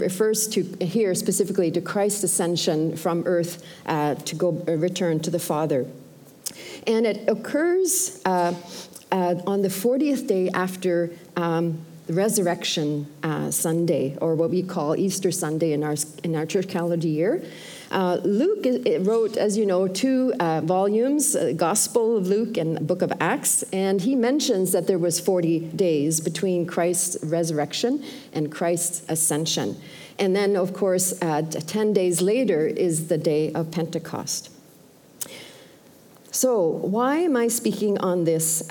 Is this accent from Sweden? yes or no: yes; Sweden; now in Canada; I'm originally from Sweden, and by the way, my dad and his wife Lois are here, and so he was born in Sweden too as well